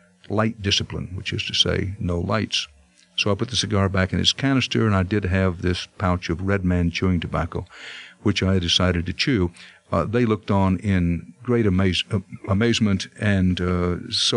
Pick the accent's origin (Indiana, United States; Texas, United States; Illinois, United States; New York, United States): Texas, United States; moved away; I grew up in Texas